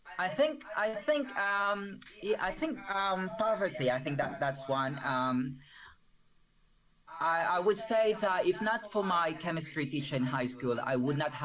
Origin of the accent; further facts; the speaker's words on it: Malabon, Metro Manila, Philippines; English is a second language; moved away as an adult; now in United Kingdom; I spent my childhood in a slum in the Philippines. I grew up in Malabon.